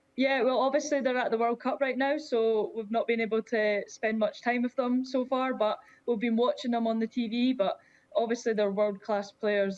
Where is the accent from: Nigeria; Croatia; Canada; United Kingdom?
United Kingdom; Scotland; being Scottish